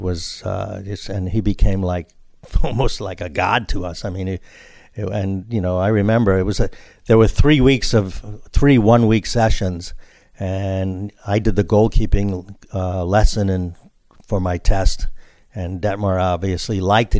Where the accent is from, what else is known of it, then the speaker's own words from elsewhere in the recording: New York City, New York, United States; I grew up in New York City in the little Brooklyn neighborhood called Greenpoint